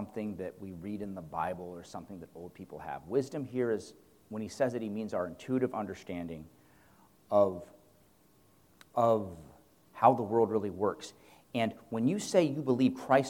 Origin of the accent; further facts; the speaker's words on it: United States; as American men